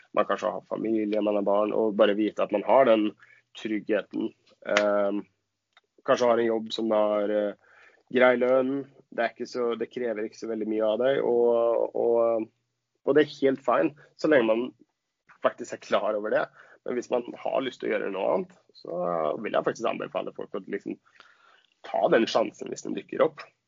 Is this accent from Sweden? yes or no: yes; Sweden; Norwegian is a second language; moved away as an adult; now in Oslo, Norway; jeg er svensk